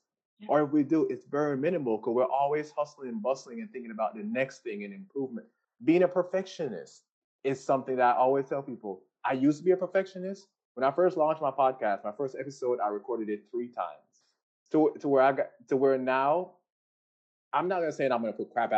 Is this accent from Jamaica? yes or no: yes; Jamaica; everybody knows I'm Jamaican